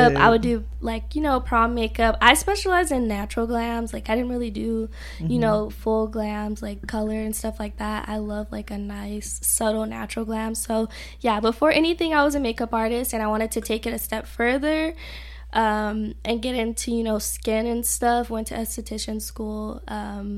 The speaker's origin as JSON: {"language": "English", "town": "Riverside", "region": "California", "country": "United States", "said": "I'm from Riverside, California"}